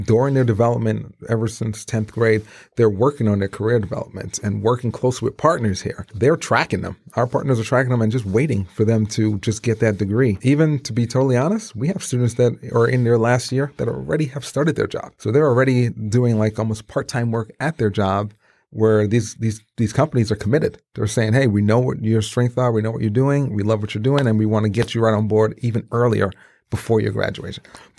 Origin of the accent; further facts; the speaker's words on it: Brooklyn, New York, United States; My parents moved to Brooklyn, New York. Mm-hmm. I grew up in Brooklyn, great adventure, great time, and saw how the city life was, yes.